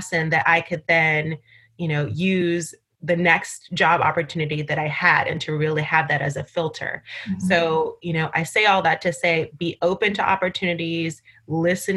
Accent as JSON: {"language": "English", "town": "New York City", "region": "New York", "country": "United States", "tie": "born or raised there", "also_born_or_lived": "Barbados", "said": "I grew up in New York City, so I was going to go back home"}